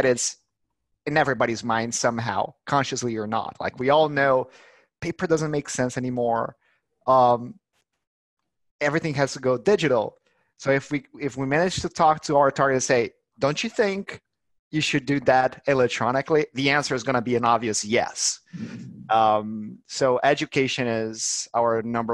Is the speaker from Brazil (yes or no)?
yes; Brazil; now in Barcelona, Spain; I'm Brazilian